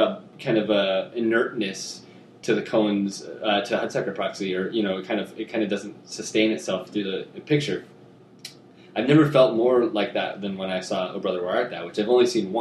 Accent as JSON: {"language": "English", "region": "Midwest", "country": "United States", "tie": "born or raised there", "said": "I was born in the Midwest"}